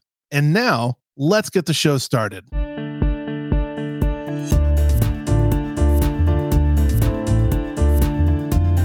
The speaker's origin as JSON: {"language": "English", "region": "Florida", "country": "United States", "tie": "born or raised there", "moved": "yes", "lives_now": "Chicago, United States", "said": "I grew up in Florida"}